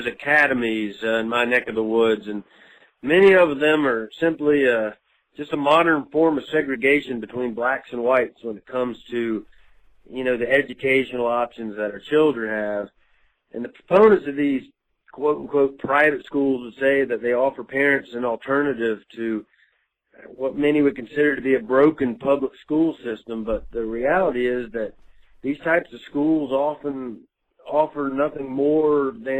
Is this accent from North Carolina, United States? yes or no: no; Jackson, Mississippi, United States; I'm from Jackson, Mississippi.